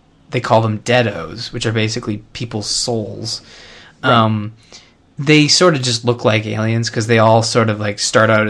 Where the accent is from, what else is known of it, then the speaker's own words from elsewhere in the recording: Canada; I'm from Canada